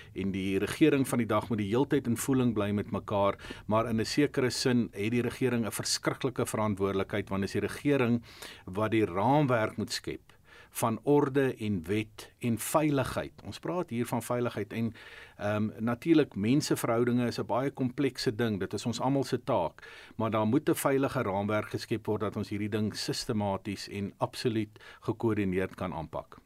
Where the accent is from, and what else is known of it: South Africa